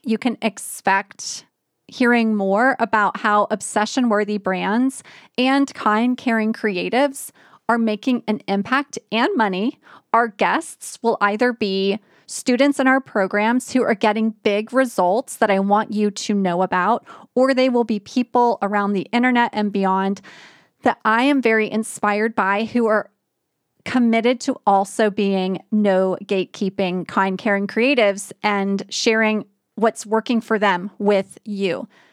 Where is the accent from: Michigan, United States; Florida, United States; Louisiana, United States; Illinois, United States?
Louisiana, United States; New Orleans; moved away; New Orleans is my hometown